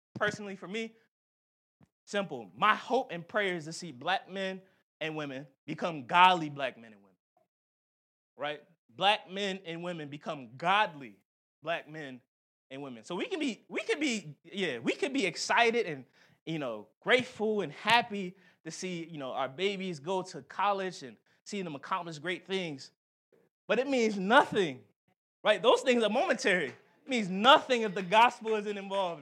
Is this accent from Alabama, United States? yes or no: no; Philadelphia, Pennsylvania, United States; moved away; we had a Philly trip. I, I showed him my, my hometown